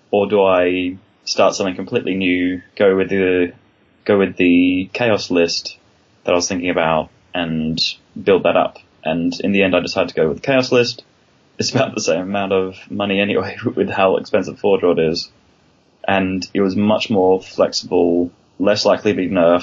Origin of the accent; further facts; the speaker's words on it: Perth, Western Australia, Australia; moved away as an adult; also born or lived in Melbourne, Australia; now in London, United Kingdom; I'm originally from Perth and then Melbourne, and then came over to London about 2.5 years ago